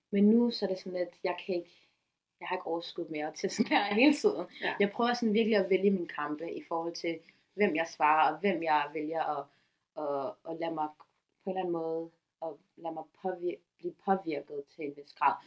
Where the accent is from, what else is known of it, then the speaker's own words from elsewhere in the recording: Copenhagen, Capital Region of Denmark, Denmark; dansk somalier, som født og opvokset